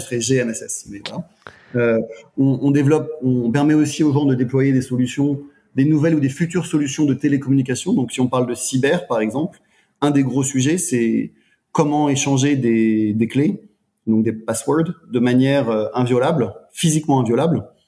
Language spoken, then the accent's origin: French; France; moved away; je suis français